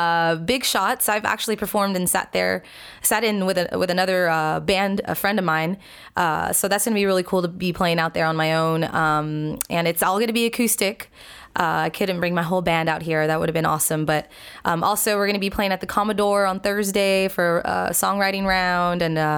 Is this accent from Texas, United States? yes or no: yes; South Texas, United States; what we got going down in Texas all the time